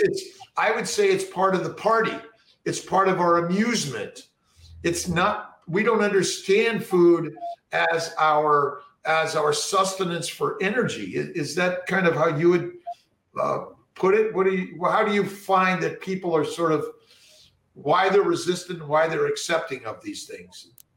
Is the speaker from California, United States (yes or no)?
yes; Los Angeles, California, United States; I grew up in Los Angeles